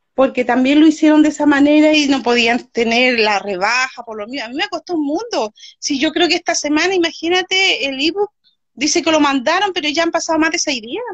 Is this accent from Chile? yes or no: yes; Chile; soy chilena, de acá de Chile, Sudamérica